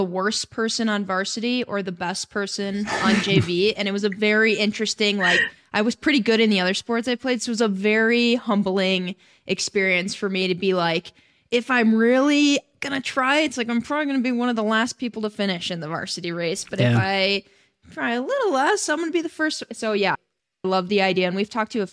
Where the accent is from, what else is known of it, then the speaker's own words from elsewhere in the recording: Wisconsin, United States; I'm from Wisconsin